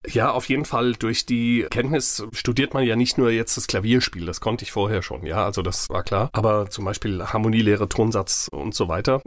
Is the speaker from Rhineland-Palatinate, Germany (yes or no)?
yes; Mainz, Rhineland-Palatinate, Germany; Ich bin in Finden aufgewachsen. Ich bin ein echter Finder.